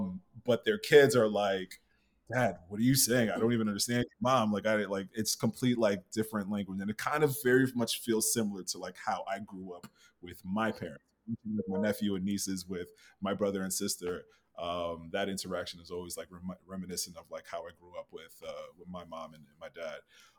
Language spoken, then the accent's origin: English; New York City, New York, United States; accent: American; also born or lived in Ghana; now in Maryland, United States; I was born in New York. But for like a small period, I lived in Ghana from like 2 to 5. Right. And then I came back to New York.